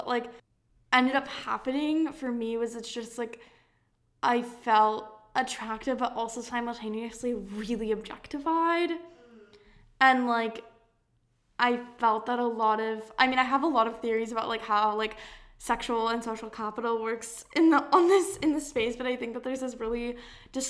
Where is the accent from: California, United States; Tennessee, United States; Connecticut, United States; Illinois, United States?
California, United States; San Diego; moved away as an adult; now in Maine, United States; I grew up in California, and my high school was really, it's in a town, or not town, it's in a, this is my little East Coast, I've been here for too long. It's in a part of San Diego called La Jolla